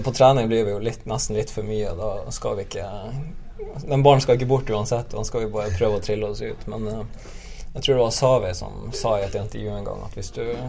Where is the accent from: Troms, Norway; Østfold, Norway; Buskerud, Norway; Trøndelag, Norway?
Troms, Norway; Nordreisa; now in Bergen, Norway; Nå er jeg fra Nordreisa